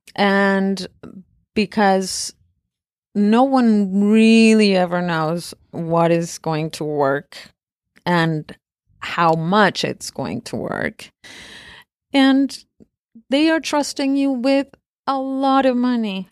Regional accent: Argentina; moved away; I was born and raised in Argentina

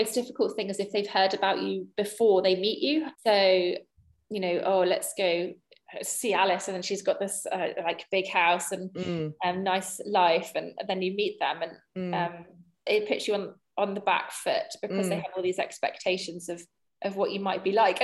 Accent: England, United Kingdom; as an English person

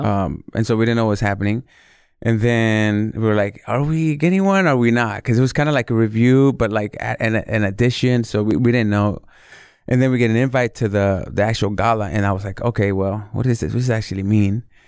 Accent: Northern California, United States; also born or lived in Mexico City, Mexico / Los Angeles, United States; I was born in Mexico City, and then we came to the States when I was very young. Um, landed in Los Angeles, and then eventually made the move to Northern California

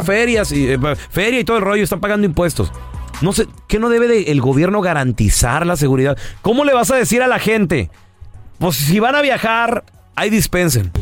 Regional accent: Chihuahua, Mexico; also born or lived in Los Angeles; now in United States; Yo soy de Chihuahua

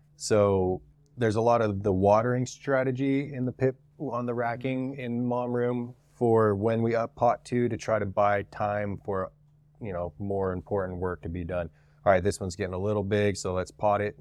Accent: Utah, United States; I'm from Utah, born and raised in Utah.

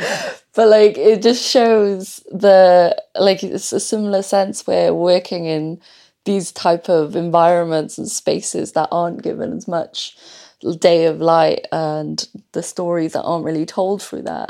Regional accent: Wales, United Kingdom; I was born in Wales

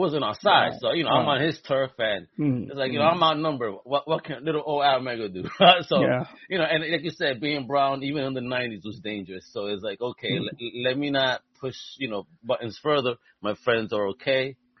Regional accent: New York City, New York, United States; when I was a kid growing up in Greenpoint

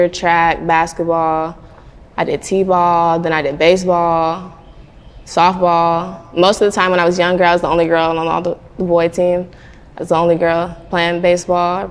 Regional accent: Atlanta, Georgia, United States; I grew up in the south side of Atlanta

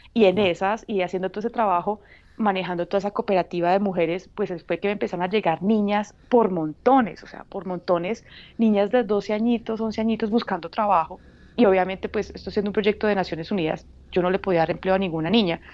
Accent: Paisa, Antioquia, Colombia; moved away as an adult; now in Uganda; como buena paisa y hija de papá caficultor

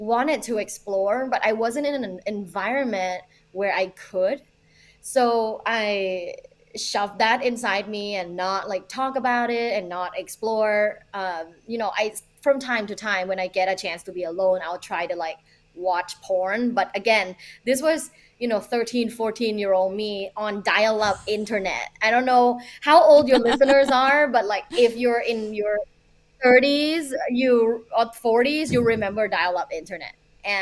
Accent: Thailand; now in United States; originally from Thailand. I grew up in a very conservative environment.

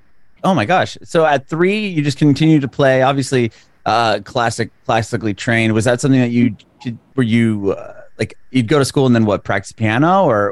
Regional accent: San Diego, California, United States; moved away as an adult; now in Nashville, United States; I recently moved to Nashville or to Tennessee. Oh. Yeah, I'm from San Diego. I moved to Nashville like a year and a half ago.

